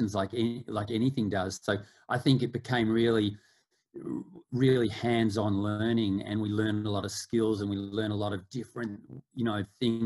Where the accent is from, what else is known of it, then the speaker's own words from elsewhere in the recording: Melbourne, Victoria, Australia; I grew up in Australia, in Melbourne